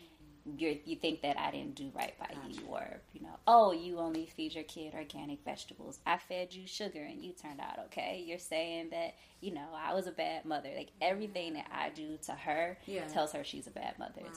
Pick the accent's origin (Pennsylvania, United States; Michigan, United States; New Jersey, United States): Michigan, United States; Detroit; I grew up really poor in Detroit